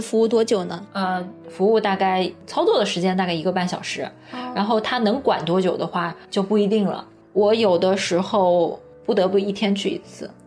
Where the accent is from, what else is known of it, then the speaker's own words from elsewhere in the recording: Nanjing, Jiangsu, China; 在南京我的家乡